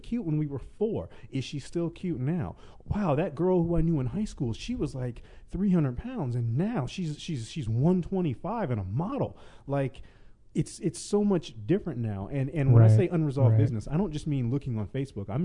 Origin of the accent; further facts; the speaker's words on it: the South, United States; now in Los Angeles, United States; I was born and raised in the South